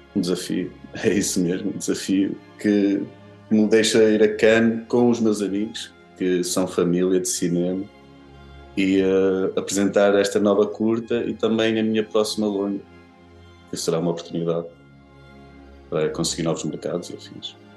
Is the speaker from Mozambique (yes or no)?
no; near Guimarães, Norte, Portugal; na minha área onde eu nasci e cresci, que é Joana, uh, muito perto de Guimarães, muito perto de São Malicão